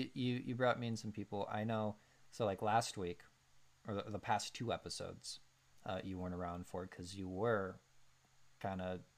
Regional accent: San José, Guanacaste, Costa Rica; Yeah, I'm from San Jose. Oh, the capital? No, the other one.

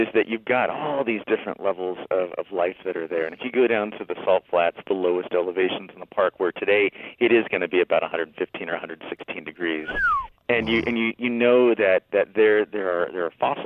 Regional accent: Vista, California, United States; also born or lived in Utah; I grew up in Vista, which is northern San Diego County

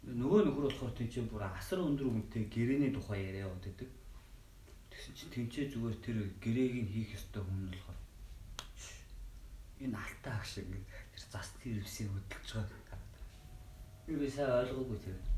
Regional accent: Mongolia; би Монгол хүн бэртэж байгаагүй

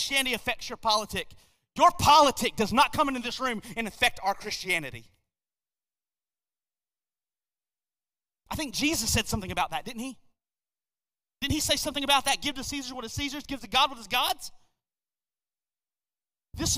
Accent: United States; I am born an American

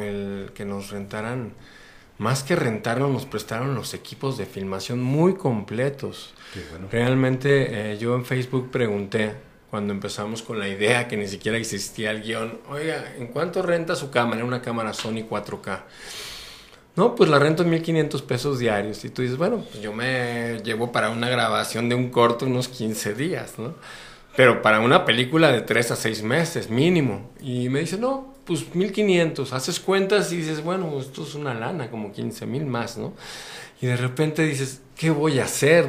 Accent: Mexico; Yo soy mexicano, vivo mexicano, sueño mexicano, que soy un mexicano

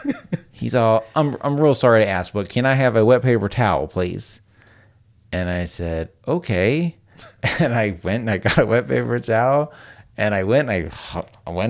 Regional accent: the South, United States; I'm from the South.

